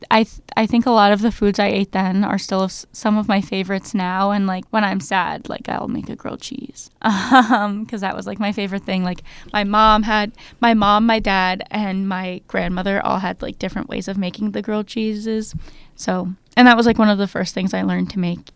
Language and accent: English; New Jersey, United States; I grew up in New Jersey